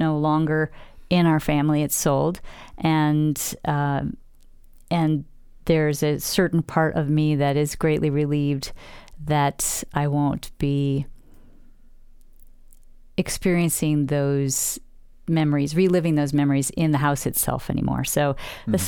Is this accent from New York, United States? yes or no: yes; Western New York, United States; moved away; the homestead that I grew up in back in Western New York